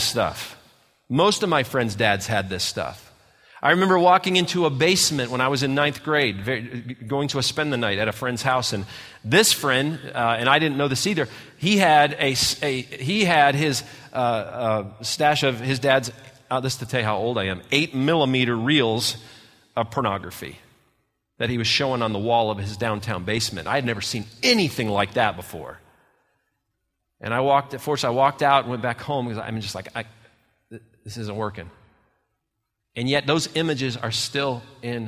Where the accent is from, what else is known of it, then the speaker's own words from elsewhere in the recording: Redford, Michigan, United States; my little tiny house I grew up in outside of Detroit, Michigan, in a little town called Redford